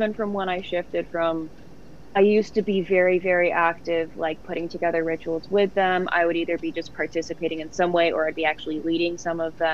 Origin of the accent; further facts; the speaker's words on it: Los Angeles, California, United States; I'm from Los Angeles